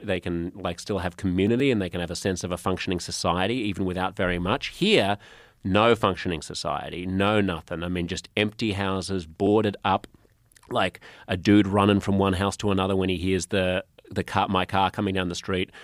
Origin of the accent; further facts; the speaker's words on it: Australia; moved away as an adult; also born or lived in United States; I'm Australian